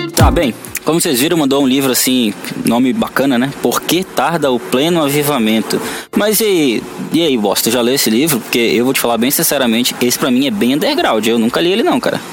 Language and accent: Portuguese; North Region, Brazil; eu sou nortista